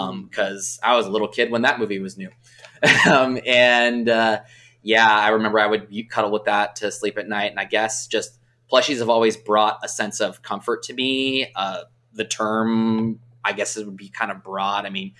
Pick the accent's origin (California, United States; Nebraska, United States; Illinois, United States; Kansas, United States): California, United States; Southern; I grew up in the Southern California region.